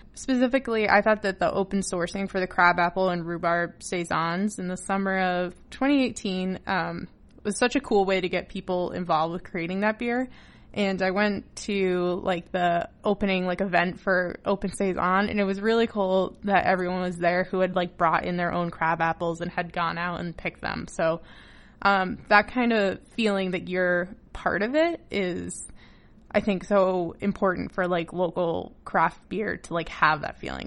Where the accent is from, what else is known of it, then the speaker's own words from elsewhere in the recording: Massachusetts, United States; also born or lived in New Hampshire; now in Newfoundland, Canada; Before I came to Newfoundland, uh, I lived in New Hampshire in the States, and I grew up in Massachusetts